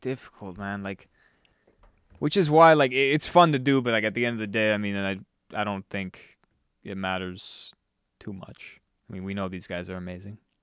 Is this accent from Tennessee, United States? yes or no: no; South Florida, United States; now in Las Vegas, United States; growing up in South Florida